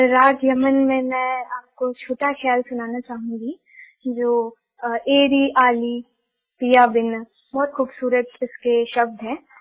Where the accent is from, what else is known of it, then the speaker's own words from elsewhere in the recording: Bhilai, Chhattisgarh, India; also born or lived in Gondia, Maharashtra / Bangalore, Karnataka; मेरा घर है भिलाई छत्तीसगढ़ में ऐसे तो मेरे दादी दादाजी का घर और जहाँ मेरा जन्म हुआ वो है गोंदिया महाराष्ट्र में लेकिन चूंकि पापा की जॉब यहाँ भिलाई में थी तो बचपन से मैं भिलाई में ही पली बड़ी हूँ